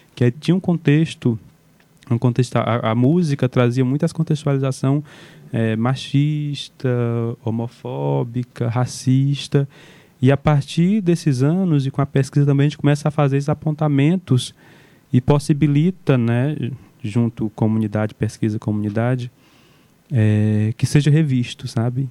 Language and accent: Portuguese; Amontada, Ceará, Brazil; sem esquecer de onde vim, sem esquecer onde as raízes estão fincadas, que é Caetanos de Cima, uma comunidade de resistência, um assentamento da reforma agrária